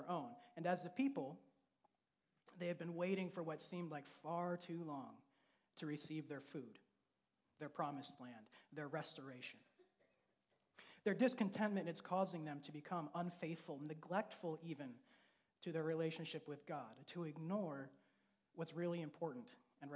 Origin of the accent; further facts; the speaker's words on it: Grand Rapids, Michigan, United States; I was raised in Grand Rapids